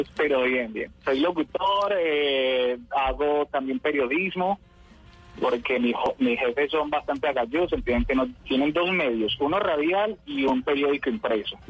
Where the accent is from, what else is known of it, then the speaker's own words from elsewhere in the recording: Urabá, Antioquia, Colombia; also born or lived in Cáceres, Antioquia / Medellín; now in Apartadó, Colombia; Yo soy de Cáceres, Cáceres, Antioquia, antes de llegar al Bajo Cauca. Pero soy criado en Medellín como hasta los ocho años y como a los, sí, como los 9, 10 me vine para la región del Urabá y estoy viviendo en apartado